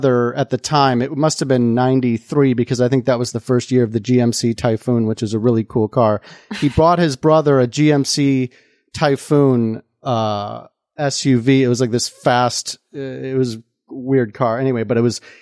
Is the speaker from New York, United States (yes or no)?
no; Mundelein, Illinois, United States; the town I grew up in Illinois, northern suburbs of Chicago, right near the Wisconsin border, town called Mundelein.